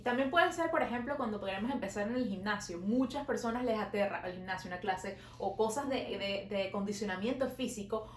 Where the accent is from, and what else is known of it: Venezuela; now in Montreal, Canada